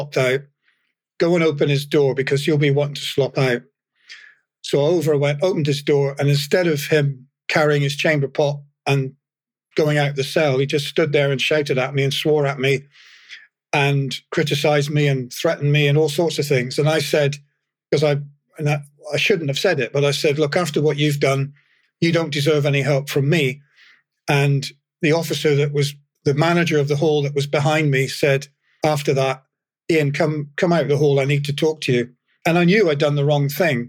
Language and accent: English; England, United Kingdom; moved away; I was from England, although my dad was from Fife, and I feel partly Scottish